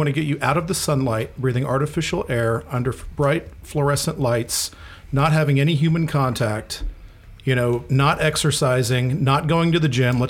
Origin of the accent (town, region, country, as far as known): Florida, United States; born or raised there